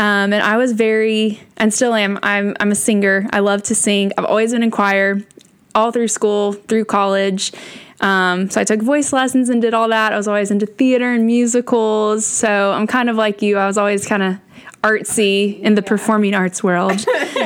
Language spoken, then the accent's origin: English; Hendersonville, Tennessee, United States; I grew up in Hendersonville, Tennessee, which is also a suburb of Nashville.